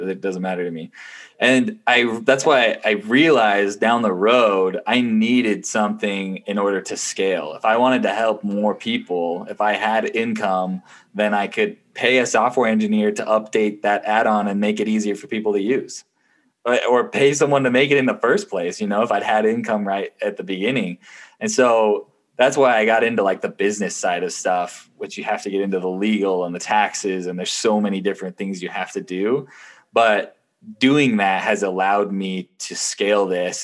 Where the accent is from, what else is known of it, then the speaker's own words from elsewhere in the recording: Utah, United States; also born or lived in Ohio / Taiwan; I grew up most of my life in Utah, although I was born in Ohio, so I'm a Buckeye.